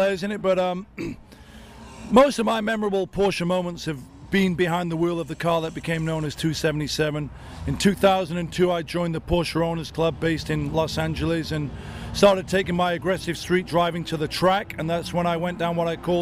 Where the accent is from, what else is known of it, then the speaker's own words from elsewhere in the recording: Sheffield, Yorkshire and the Humber, United Kingdom; moved away as an adult; I'm from Sheffield, England. I grew up there until I was 19.